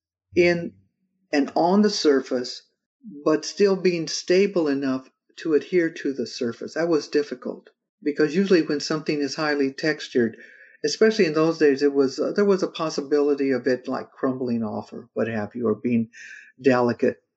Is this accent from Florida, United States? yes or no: no; California, United States; growing up in California and seeing just fields going forever